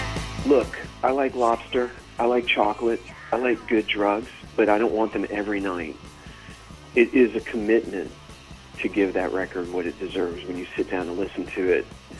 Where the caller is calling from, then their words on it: Atlanta, Georgia, United States; I'm calling from Atlanta, Georgia.